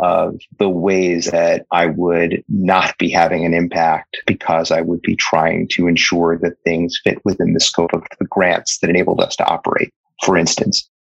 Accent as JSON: {"language": "English", "town": "New York City", "region": "New York", "country": "United States", "tie": "born or raised there", "said": "I grew up in Brooklyn, New York"}